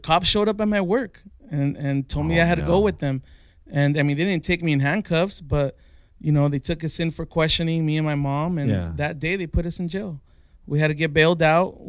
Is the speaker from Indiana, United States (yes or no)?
no; La Puente, California, United States; moved away as an adult; also born or lived in Phoenix; I grew up in La Puente, which is in the San Gabriel Valley